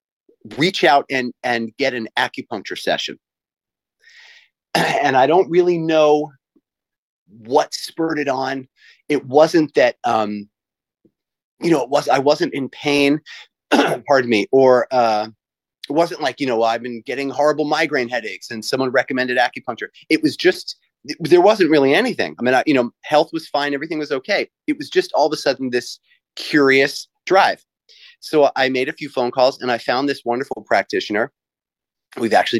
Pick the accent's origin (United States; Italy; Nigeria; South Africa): United States; New York City suburbs; now in Hilton Head, United States; I'm from New York, the New York City kind of suburban area. I was born in New York City and then raised a little bit north of that.